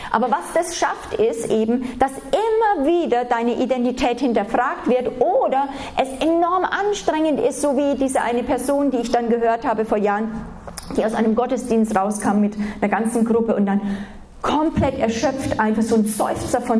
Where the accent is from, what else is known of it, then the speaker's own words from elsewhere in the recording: Germany; Wenn wir als Deutsche, und da sind wir, also jeder von uns ist davon verseucht